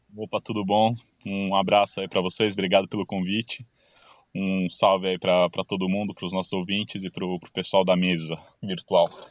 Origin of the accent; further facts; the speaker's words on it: São Paulo, Brazil; moved away as an adult; now in Italy; sou de São Paulo, natural de São Paulo, estou morando já na Itália faz uns cinco anos